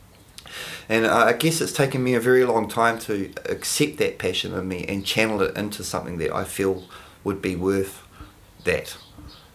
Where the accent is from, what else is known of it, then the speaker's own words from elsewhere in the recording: Palmerston North, Manawatū-Whanganui, New Zealand; now in Wellington, New Zealand; I'm from Palmerston North